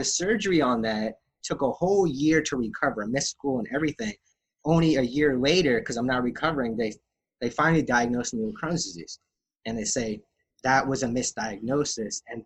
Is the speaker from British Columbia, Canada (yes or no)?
no; Calgary, Alberta, Canada; when I was born premature in Calgary, Alberta